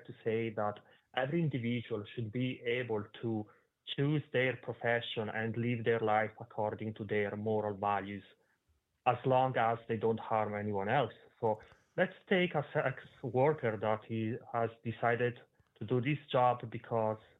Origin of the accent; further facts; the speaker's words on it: Italy; moved away; I'm originally from Italy